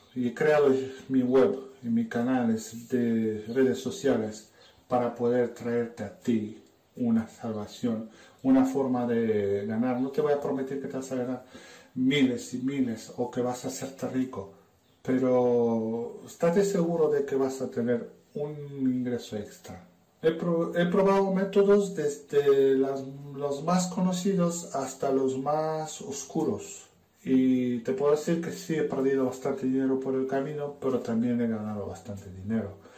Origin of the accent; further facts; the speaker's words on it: Romania; Spanish is a second language; moved away as an adult; now in Spain; soy rumano. Y he venido a España hace unos cuantos añitos. Todavía me notarás el acento